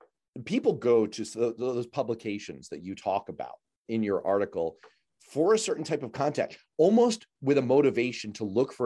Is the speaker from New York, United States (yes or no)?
yes; New York City, New York, United States; one of these exists in the neighborhood that I grew up in New York City